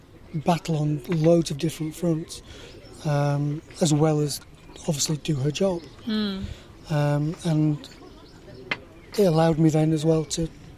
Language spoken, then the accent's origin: English; Ossett, Yorkshire and the Humber, United Kingdom; I had obviously had to go back to Ossett because that was my hometown.